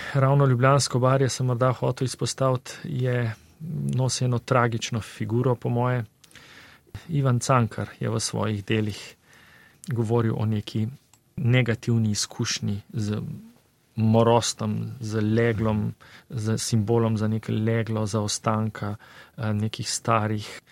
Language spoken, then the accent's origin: Slovenian; Slovenia